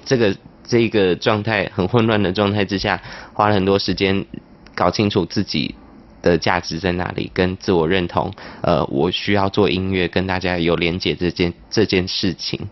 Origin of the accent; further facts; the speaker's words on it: Tainan, Taiwan; moved away as an adult; also born or lived in Palau; now in Taipei, Taiwan; 我是在柏流出生，嗯。在台南长大，在台北读书，在台北工作生活